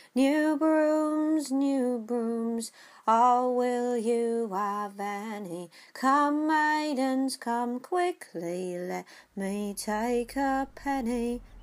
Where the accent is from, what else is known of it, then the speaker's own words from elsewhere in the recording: London, United Kingdom; we're English and we're from London, and our families go back five generations in London